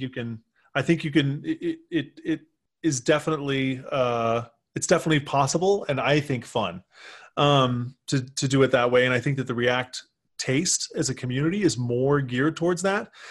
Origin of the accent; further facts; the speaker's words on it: Texas, United States; moved away as an adult; also born or lived in Michigan; I was from Texas